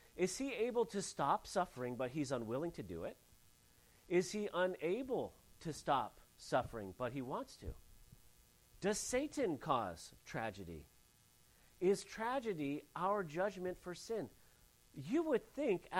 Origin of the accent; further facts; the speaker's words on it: Santa Ynez Valley, California, United States; I grew up in the San Ynez Valley area